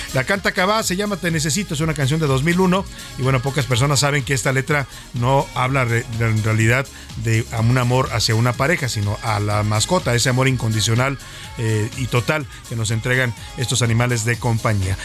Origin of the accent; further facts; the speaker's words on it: Guadalajara, Jalisco, Mexico; moved away as an adult; now in Mexico City, Mexico; Ahí nací, ahí crecí ahí viví y fui feliz